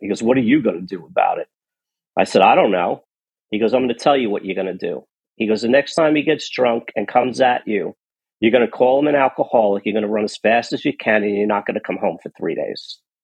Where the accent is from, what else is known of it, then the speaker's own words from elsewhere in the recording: New York City, New York, United States; I was born in Queens. Um, so just over the river, a quick subway ride from where I was born